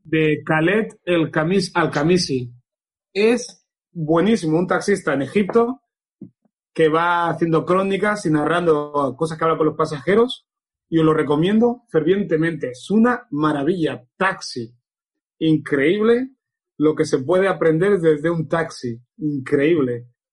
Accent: Barcelona, Catalonia, Spain; also born or lived in Equatorial Guinea / Canary Islands; yo nací en Guinea, a los 11 meses estaba viviendo en Canarias, eh, porque mi padre era legionario en Canarias, vivía en la colonia de los legionarios. Con 7, 8 años se separaron mis padres, vine con mis hermanos a Barcelona

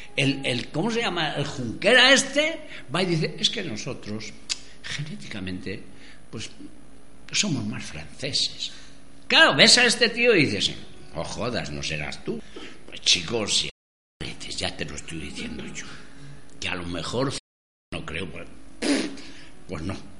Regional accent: Madrid, Community of Madrid, Spain; Yo, yo soy de Madrid. Mi, mi tribu era la manzana en la que había nacido. Vivía en la calle La Gasca

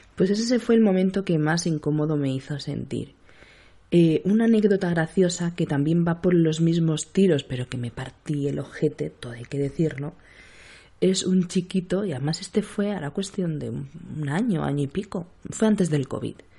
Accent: Seville, Andalusia, Spain; now in Cádiz, Spain; aunque mi acento ya lo, dice todo, soy de Sevilla. Soy sevillana, afincada en Cádiz

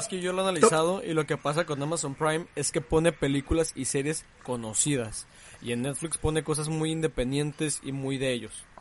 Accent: Mexico; somos los mexicanos

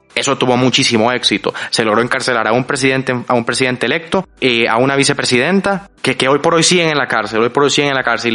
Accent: El Salvador; también del Salvador

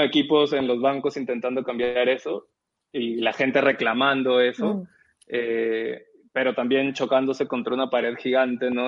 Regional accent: Peru; also born or lived in Lima; yo no crecí en Lima, yo crecí en, una ciudad afuera de Lima

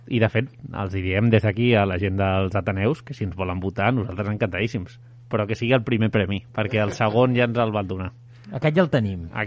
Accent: Castile and León, Spain; sortia del meu poble, que està a Segovia, i sortia perquè he passat el cap de setmana allà

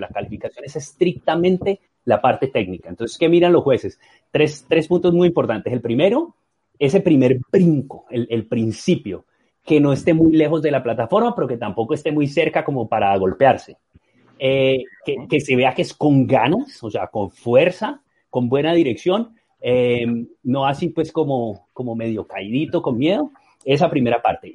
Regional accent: Colombia; moved away as an adult; cuando me fui de Colombia, que empecé a hacer shows de clavados y a competir

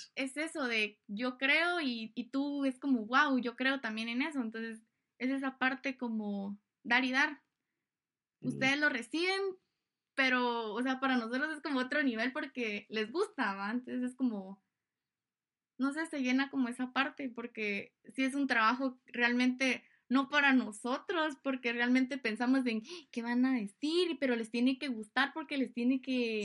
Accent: Guatemala

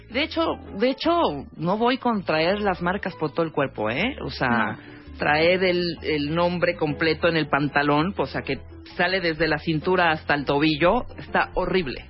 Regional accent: Chiapas, Mexico; En mi pueblo, yo soy de Chiapas

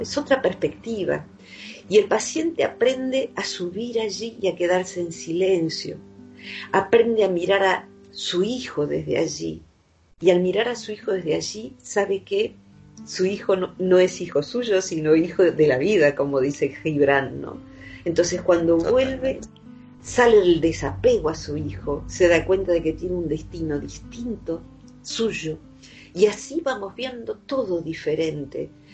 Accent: Open Door, Buenos Aires, Argentina; yo vivo en un pueblo que se llama Open Door, porque eh, el lugar principal de este pueblo es un hospital neuropsiquiátrico que funciona a puertas abiertas, es decir, que el paciente psicótico que está eh, compensado puede salir y entrar, va al pueblo, va a comprar sus cosas. Yo me acostumbré a tratar con pacientes psicóticos desde niña

